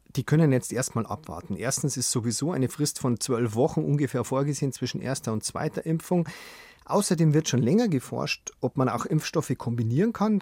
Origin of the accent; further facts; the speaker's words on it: Germany; bei uns in Deutschland